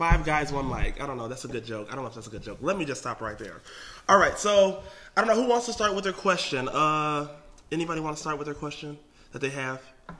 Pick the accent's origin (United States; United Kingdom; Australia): United States; Atlanta, Georgia; Because I'm from Atlanta, 404.